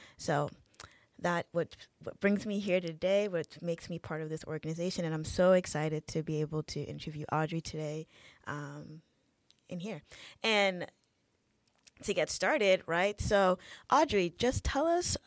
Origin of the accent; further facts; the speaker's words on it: Boston, Massachusetts, United States; I am a Haitian woman, born and raised in Boston, Massachusetts